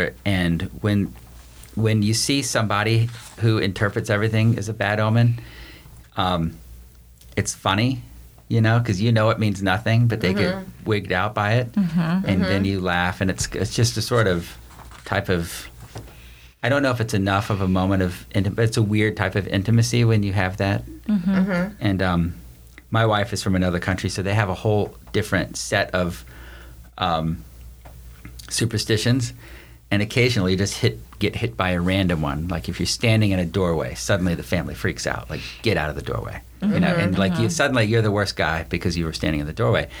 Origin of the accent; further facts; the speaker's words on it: the South, United States; I'm from the South.